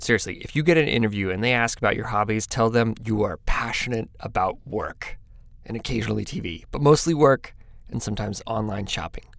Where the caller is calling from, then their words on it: Eugene, Oregon, United States; I'm calling from Eugene, Oregon